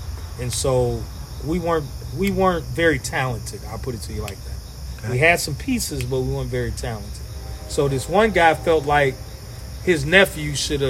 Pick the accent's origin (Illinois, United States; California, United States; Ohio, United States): Illinois, United States; Kankakee; I grew up on North Chicago Avenue right here, 600 block.